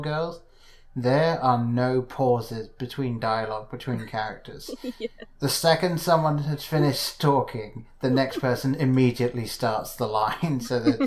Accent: England, United Kingdom; growing up in England

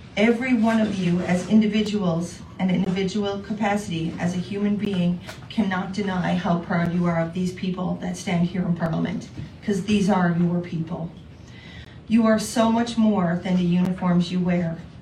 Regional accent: Canada; I am one Canadian amongst an entire world

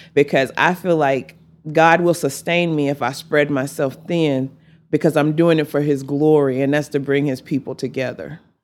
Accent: Amarillo, Texas, United States; also born or lived in Lincoln, Nebraska; my hometown

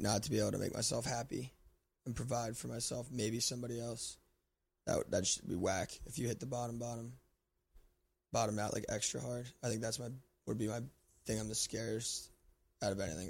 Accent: Lancaster, Pennsylvania, United States; born or raised there

